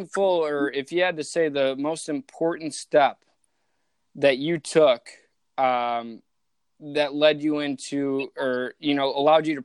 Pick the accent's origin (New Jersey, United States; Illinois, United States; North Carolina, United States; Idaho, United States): Illinois, United States; suburbs of Chicago; moved away; we grew up in the same hometown in the suburbs of Chicago